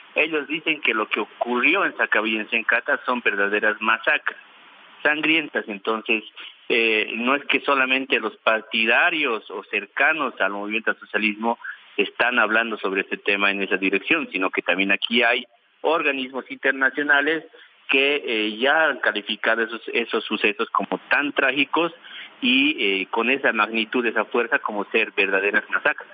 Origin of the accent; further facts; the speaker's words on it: Bolivia; Nosotros tenemos que enfrentar como bolivianos